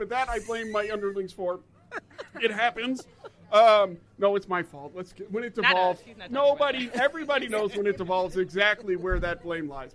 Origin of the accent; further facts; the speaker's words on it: United States; I'm American